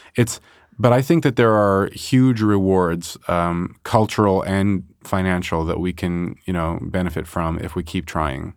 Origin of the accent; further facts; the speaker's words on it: Montreal, Quebec, Canada; also born or lived in Chicago; I mostly grew up in Montreal